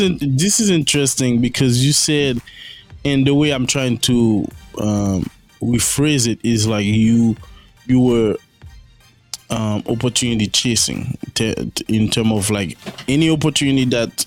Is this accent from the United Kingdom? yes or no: no; Haiti; I grew up in Haiti, I'm Haitian